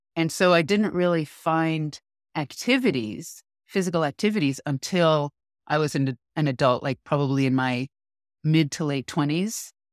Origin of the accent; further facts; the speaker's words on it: New York, United States; now in California, United States; I grew up in New York